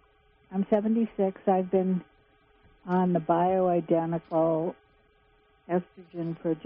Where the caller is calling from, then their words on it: Laytonville, California, United States; Oh, I'm from Laytonville, and I have a question and a clarification first.